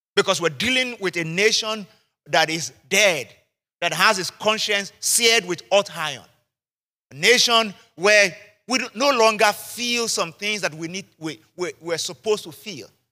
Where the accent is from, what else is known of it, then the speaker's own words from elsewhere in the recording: Nigeria; I'm Nigerian, I'm a Yoruba man